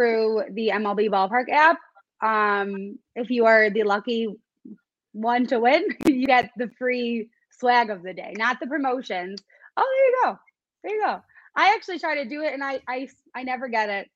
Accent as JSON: {"language": "English", "town": "Orland Park", "region": "Illinois", "country": "United States", "tie": "born or raised there", "said": "I grew up in Orland Park as well"}